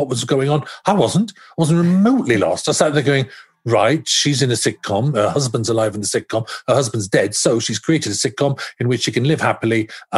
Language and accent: English; Wales, United Kingdom